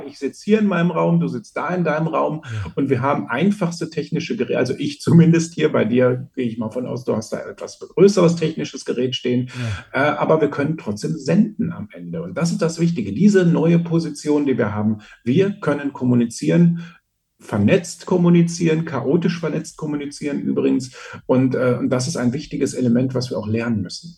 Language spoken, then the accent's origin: German; Austria; bei uns in Österreich